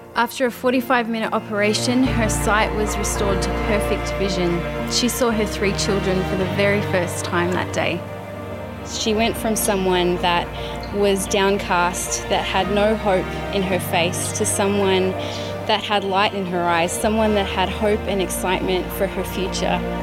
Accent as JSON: {"language": "English", "country": "Papua New Guinea", "said": "I come from Papua New Guinea. I love my country"}